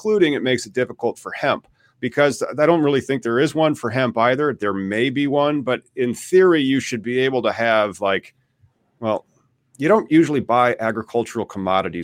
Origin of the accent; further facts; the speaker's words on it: Peoria, Illinois, United States; I am from Peoria, Illinois